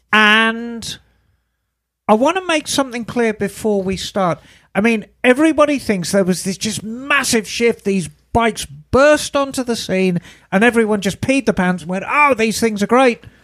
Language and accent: English; England, United Kingdom; an English woman